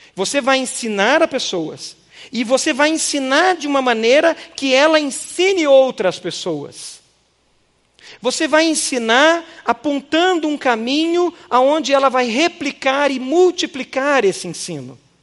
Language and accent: Portuguese; Brazil; nossa cultura brasileira